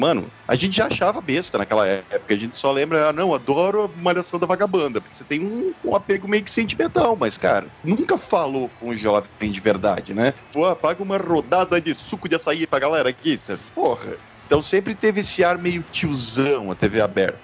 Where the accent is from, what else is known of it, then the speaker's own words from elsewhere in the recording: Balneário Camboriú, Santa Catarina, Brazil; moved away; quando eu morava em Balneário Camboriú ainda, eu tinha, era era pré-adolescente